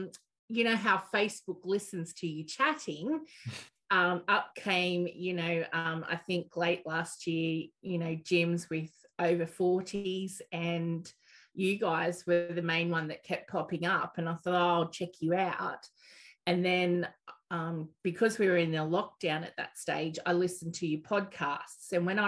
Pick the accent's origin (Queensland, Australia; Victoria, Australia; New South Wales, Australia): New South Wales, Australia; Maitland; also born or lived in Newcastle; Maitland, mainly.